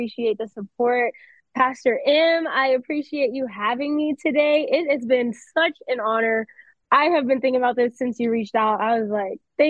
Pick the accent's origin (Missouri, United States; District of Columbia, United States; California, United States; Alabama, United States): Alabama, United States; accent: country; also born or lived in North Carolina; now in Colorado Springs, United States; coming from Alabama, I feel like I'm just embracing my roots. Like I can have my little country accent.